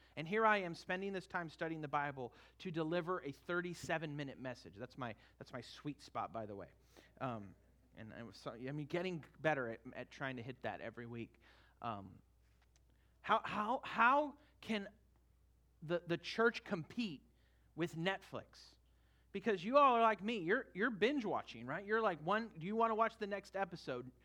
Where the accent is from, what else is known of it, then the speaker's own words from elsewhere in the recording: Northern California, United States; now in Florida, United States; I grew up in Northern California